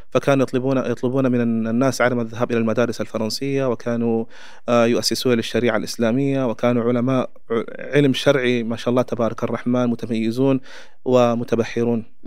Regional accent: Chad; Arabic is a second language; أنا كتشادي

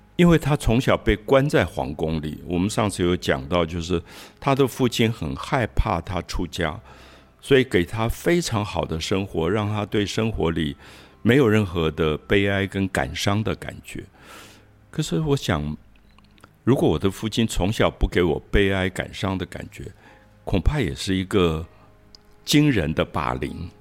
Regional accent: Taiwan; moved away as an adult; also born or lived in Paris; 在台湾长大，台湾的经济没有那么好，我的家庭也是一个普通公务员的家庭

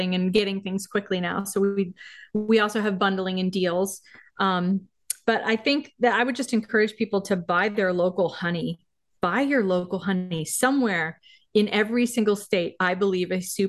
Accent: Maine, United States; I grew up in Maine

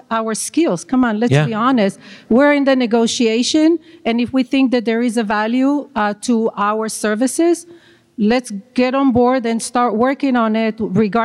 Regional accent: Israel; moved away; I'm from Israel

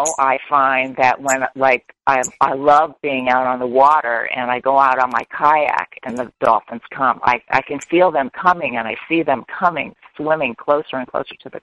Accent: Florida, United States; also born or lived in North Carolina; being I grew up in Florida, I'm a Floridian

